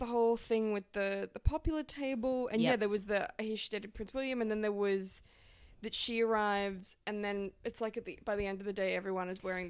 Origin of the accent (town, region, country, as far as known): Australia